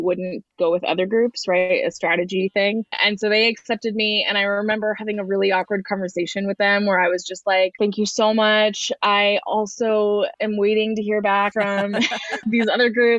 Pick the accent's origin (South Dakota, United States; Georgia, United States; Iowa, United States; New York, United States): Iowa, United States; moved away as an adult; I came from Iowa, where I don't know why it feels relevant, but I was planning to leave Iowa for college